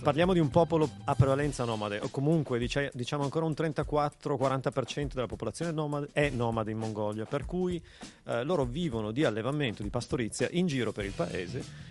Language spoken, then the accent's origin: Italian; Bra, Piedmont, Italy; sono anch'io di Bra originario